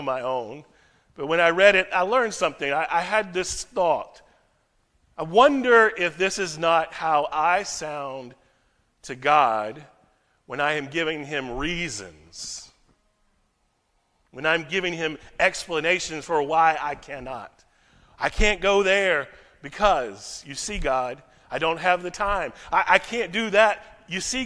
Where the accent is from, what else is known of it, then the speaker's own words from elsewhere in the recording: United States; now in Frankfurt, Germany; As an American